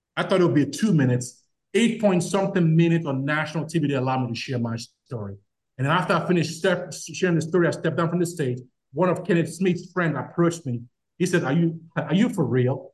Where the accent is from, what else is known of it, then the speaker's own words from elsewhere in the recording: Nigeria; moved away; I'm from Nigeria?